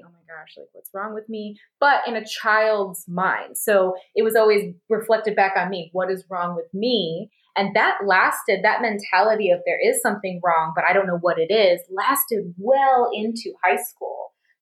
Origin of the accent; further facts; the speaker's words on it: Grand Rapids, Michigan, United States; accent: Midwestern; moved away as an adult; also born or lived in Glendale, Arizona; we lived in Grand Rapids, where my mom is from